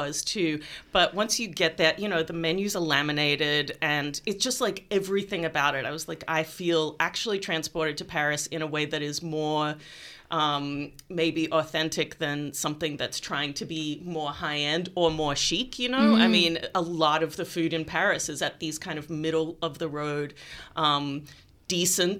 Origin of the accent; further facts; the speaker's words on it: Melbourne, Victoria, Australia; moved away as an adult; I grew up in Melbourne and then left for 20 years and came back